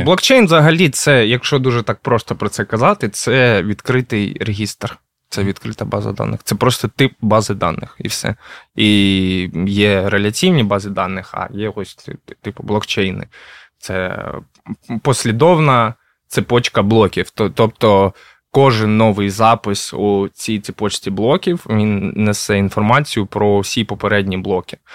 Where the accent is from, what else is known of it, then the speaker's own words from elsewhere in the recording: Kharkiv, Kharkiv Oblast, Ukraine; я сам з Харкова